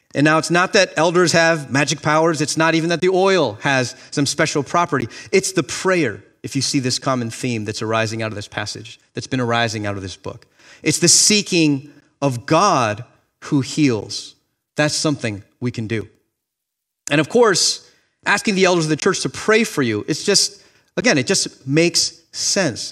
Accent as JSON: {"language": "English", "town": "Miami", "region": "Florida", "country": "United States", "tie": "born or raised there", "moved": "as an adult", "lives_now": "Boston, United States", "said": "I grew up in Miami, Florida"}